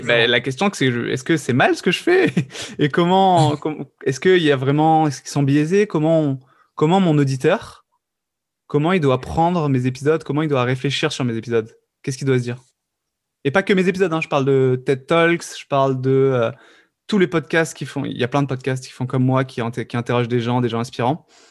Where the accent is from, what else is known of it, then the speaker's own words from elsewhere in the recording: the South, southern France, France; je viens du Sud